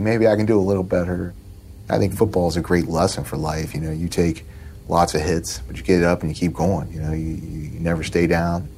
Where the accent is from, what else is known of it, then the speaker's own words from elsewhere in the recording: Norwood, Ohio, United States; grew up in Norwood, Ohio. Uh, it's a suburb of Cincinnati